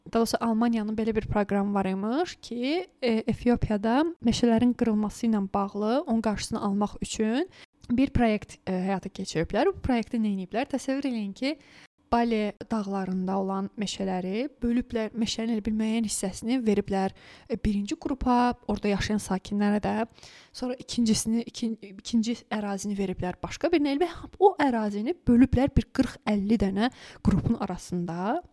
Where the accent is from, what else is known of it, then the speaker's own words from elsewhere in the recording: Lankaran, Azerbaijan; moved away; bax mən Lənkəranlıyam.